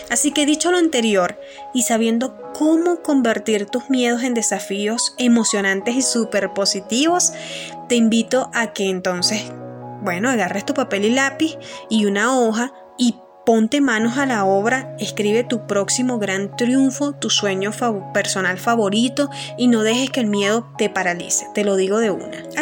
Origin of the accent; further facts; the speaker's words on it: Churuguara, Falcón, Venezuela; sobre todo de donde vengo, de Churuguar, Estado Falcón, Venezuela, eh, las pérdidas eh, sobre el COVID, ¿no? hemos perdido muchísimas personas valiosas para nuestra ciudad